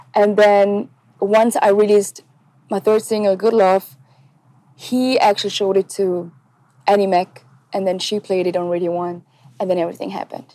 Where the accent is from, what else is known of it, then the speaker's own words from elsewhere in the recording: Switzerland; English is a second language; I was born and raised in Switzerland